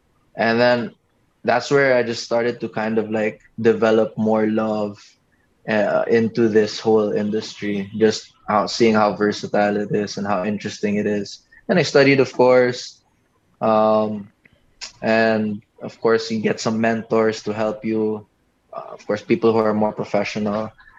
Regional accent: Cebu, Central Visayas, Philippines; also born or lived in Manila; I came from Cebu, so I was just into whatever sports there. I was into track and field, so that's why I was pretty payat. And then when I moved to Manila, there's basketball.

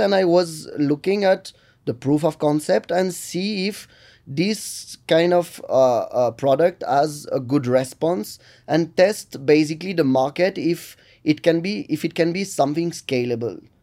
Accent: Lille, Hauts-de-France, France; English is a second language; moved away as an adult; now in Bengaluru, India; I'm from Lille in north of France

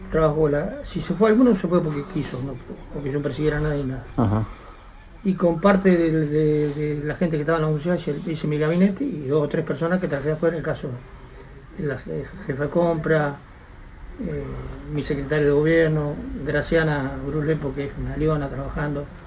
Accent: Roque Pérez, Buenos Aires Province, Argentina; mi pueblo

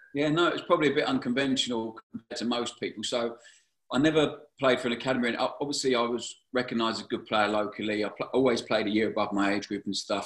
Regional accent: Brighton, South East England, United Kingdom; I was at my hometown club

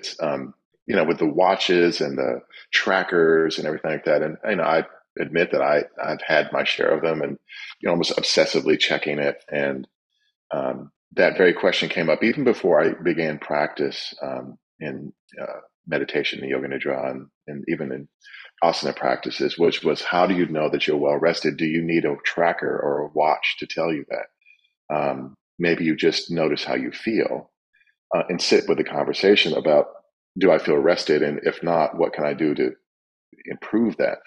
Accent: Kalamazoo, Michigan, United States; moved away as an adult; now in Washington, D.C., United States; I've lived here twice as long as I ever did in Kalamazoo, Michigan.

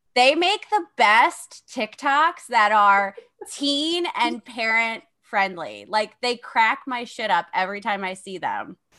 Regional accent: Philadelphia, Pennsylvania, United States; I'm from Philadelphia, so it's a lot of crime, a lot of juvenile crime

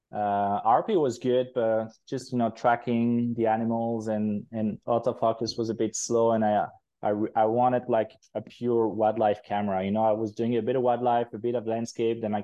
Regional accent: Switzerland; moved away as an adult; also born or lived in United Kingdom; now in Quebec, Canada; I'm originally from Europe, from Switzerland, but I moved to Canada about 4 years ago

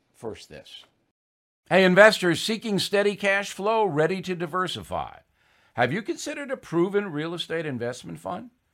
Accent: Levittown, New York, United States; moved away; I came from Levittown. There's not a lot of white privilege in Levittown. All right, if, if you had walked into my house Three bedroom, one bath, no air conditioning, as modest

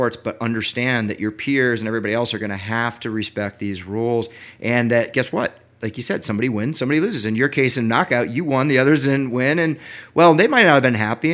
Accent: Washington, District of Columbia, United States; I grew up in Washington, D.C.

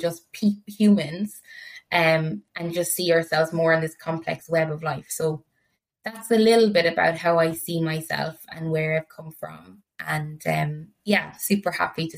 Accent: Ireland; growing up in Ireland

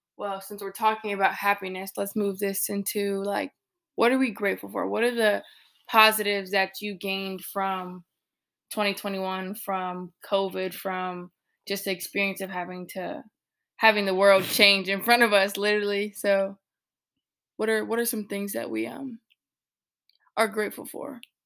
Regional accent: Illinois, United States; now in North Carolina, United States; my people from back home in Illinois

